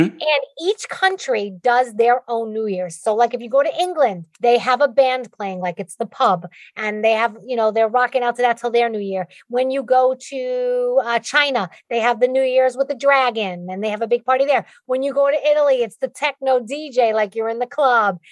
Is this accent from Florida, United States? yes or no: no; New York, United States; accent: Bronx; my Bronx accent